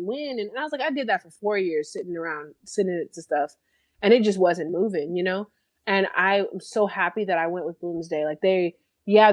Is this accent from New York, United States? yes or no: no; California, United States; moved away as an adult; now in Houston, United States; I'm originally from Cali. California.